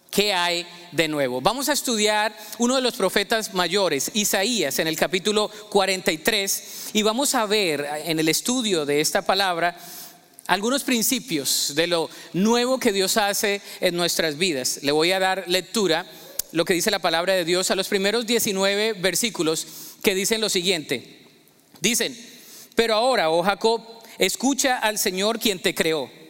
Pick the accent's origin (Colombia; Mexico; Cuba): Colombia; Yo recuerdo que creciendo en Colombia, siempre había la tradición de que el 24 de diciembre nosotros nos poníamos una muda nueva de ropa, ¿no?